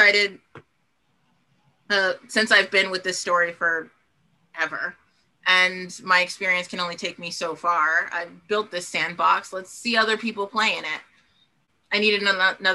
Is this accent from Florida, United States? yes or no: yes; Florida, United States; moved away as an adult; also born or lived in Korea; now in Canada; before I even moved to Canada, because I'm not originally from here. I'm from Florida, but I came here via Korea